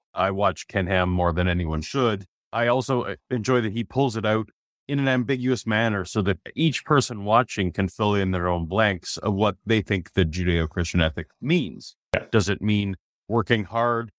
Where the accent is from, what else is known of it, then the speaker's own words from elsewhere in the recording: Canada; the Canadian